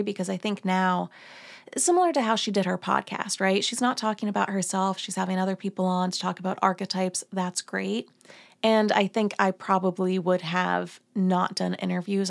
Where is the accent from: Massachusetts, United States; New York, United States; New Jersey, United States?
New Jersey, United States; I grew up in Jersey